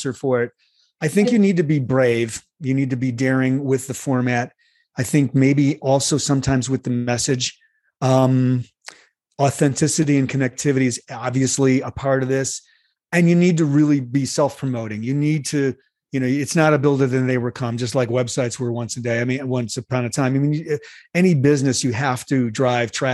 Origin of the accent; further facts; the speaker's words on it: Chicago, Illinois, United States; I grew up in Chicago